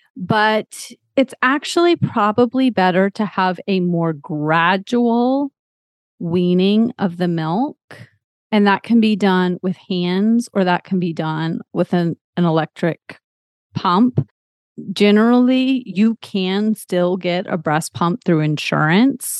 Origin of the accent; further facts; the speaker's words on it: Texas, United States; moved away as an adult; now in Massachusetts, United States; I'm actually originally from Texas, but I've lived all over the place